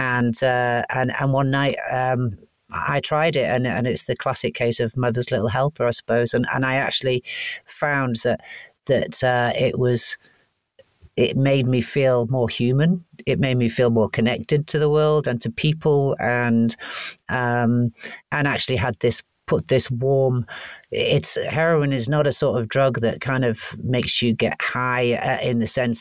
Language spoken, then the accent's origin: English; Wales, United Kingdom; also born or lived in Canada; I was born in Canada and raised in Wales.